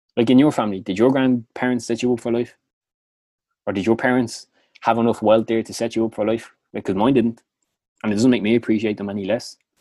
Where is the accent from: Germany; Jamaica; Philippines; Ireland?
Ireland; Dublin, Leinster; accent: Clondalkin; my annoying Clondalkin accent